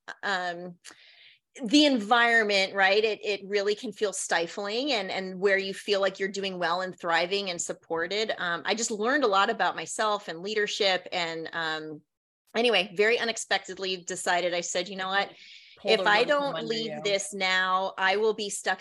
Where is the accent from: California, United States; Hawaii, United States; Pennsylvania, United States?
Hawaii, United States; moved away as an adult; also born or lived in Washington, District of Columbia, United States / New Jersey / New York; I grew up in Hawaii.